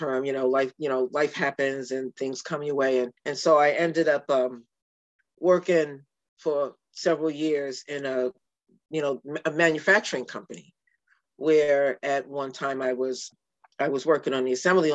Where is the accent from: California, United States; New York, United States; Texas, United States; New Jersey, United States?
New York, United States; New York City; now in Santa Cruz County, United States; growing up in New York City. We were able to get our, they call them your working papers when you were early teen, which allowed you to do, we did jobs in the housing project that I grew up